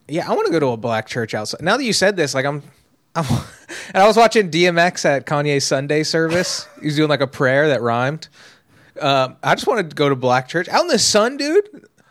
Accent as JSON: {"language": "English", "area": "Los Angeles area", "region": "California", "country": "United States", "tie": "born or raised there", "said": "I've been in L A my whole life"}